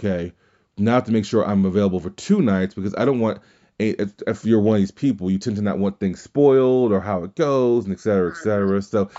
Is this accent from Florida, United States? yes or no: no; Louisiana, United States; Me growing up in Louisiana, that was … country.